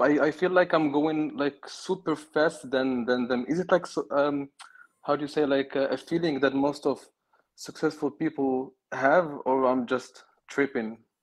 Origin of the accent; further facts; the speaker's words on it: Morocco; moved away; I'm not European, and, uh, I'm from Africa. I have a Moroccan passport